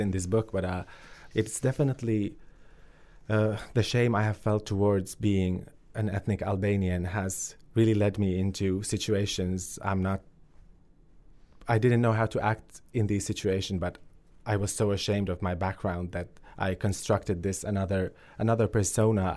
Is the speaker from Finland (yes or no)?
yes; Finland; also born or lived in Kosovo; I grew up in a refugee family in, in Finland and I moved there when I was two years old, so I have no memories of life in Kosovo whatsoever